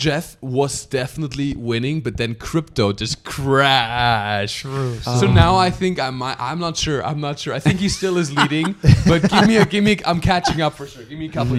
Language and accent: English; Alpirsbach, Baden-Württemberg, Germany; moved away; I come from a small town in the south of Germany. Yeah. Alpiersbach im Hochschwarzwald. Okay. That's the name. About 800 people in my hometown.